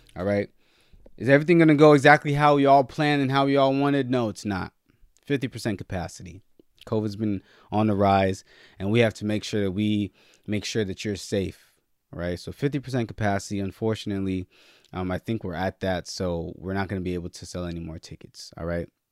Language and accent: English; Nigeria; I'm Nigerian